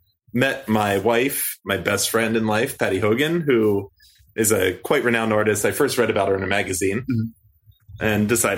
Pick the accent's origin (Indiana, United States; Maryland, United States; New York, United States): Maryland, United States; Baltimore; moved away as an adult; also born or lived in Roanoke, Virginia / Ireland / Northern California / Southern California; now in Taipei, Taiwan; So I grew up in Baltimore, Maryland.